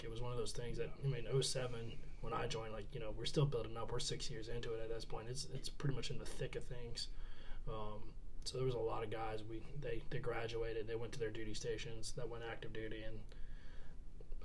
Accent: Beaufort, South Carolina, United States; I grew up in Beaufort

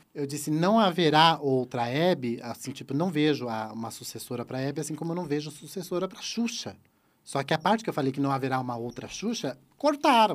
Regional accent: Santa Catarina, Brazil; eu sou do sul, eu sou de Santa Catarina.

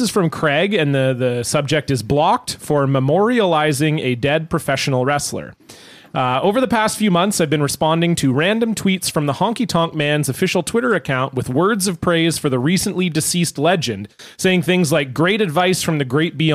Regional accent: Toronto, Ontario, Canada; now in Vancouver, Canada; I was born in Ontario

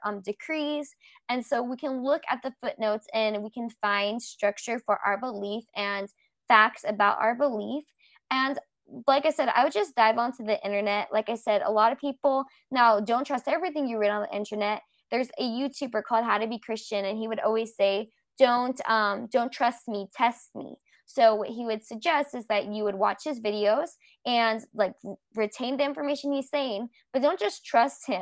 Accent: Los Angeles, California, United States; I grew up in Los Angeles, California

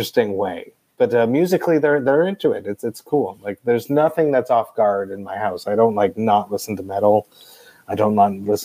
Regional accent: Deux-Montagnes, Quebec, Canada; I grew up in Two Mountains, which was a suburb outside of Two Mountains

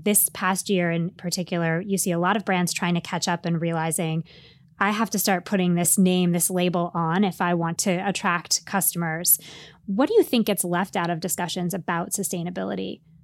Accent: East Coast, United States; And I grew up on the East Coast

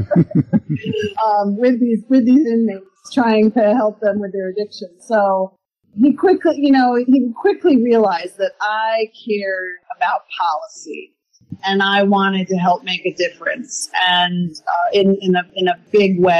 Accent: Stony Brook, New York, United States; also born or lived in Port Jefferson, New York; I'm a born and bred Long Islander, born in Port Jefferson. I was raised in Stony Brook

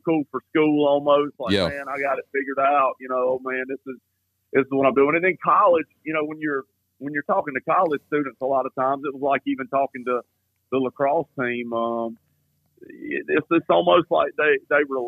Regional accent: Gaffney, South Carolina, United States; growing up in Gaffney and being here in Gaffney

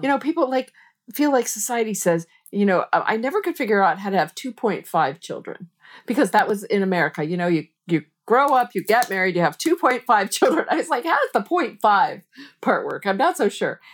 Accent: United States; I'm a American girl

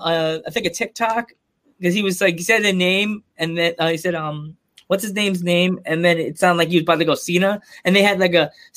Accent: Long Island, New York, United States; now in Pennsylvania, United States; I grew up on Long Island. I moved to Pennsylvania, and everybody calls me a city-it here.

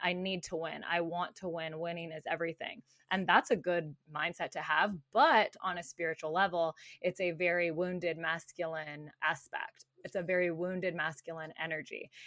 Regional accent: Tucson, Arizona, United States; moved away as an adult; also born or lived in Phoenix, Arizona; now in California, United States; I grew up in Tucson, Arizona

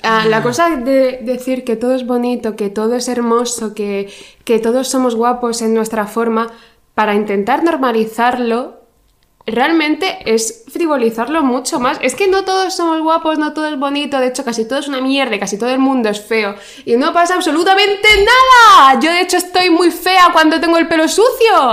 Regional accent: Region of Murcia, Spain; vengo de Murcia, que es básicamente el infierno en la tierra

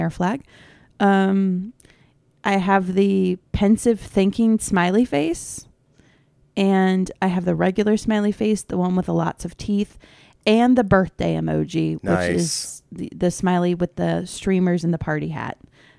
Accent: Maryland, United States; we're from Maryland

